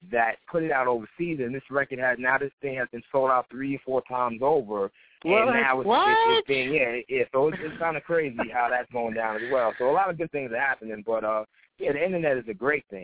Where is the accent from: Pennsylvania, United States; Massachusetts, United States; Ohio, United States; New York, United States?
New York, United States; Queens; You know, just because he's from the Bronx, I'm from Queens, and then everybody that knows hip hop well knows that the Bronx and Queens had a lot of beef back in the day with hip hop.